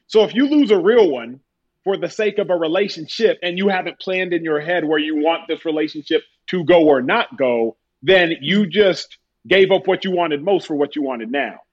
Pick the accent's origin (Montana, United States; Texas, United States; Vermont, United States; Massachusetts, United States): Texas, United States; My brother and I from Texas.